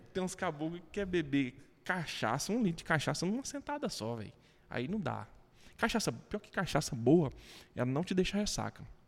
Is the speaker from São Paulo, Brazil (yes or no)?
no; Goiás, Brazil; accent: goianês; also born or lived in Goiânia / Aparecida de Goiânia; sou orgulhoso de ser roceiro, de nascer aqui em Goiás, de, de ter esse sotaque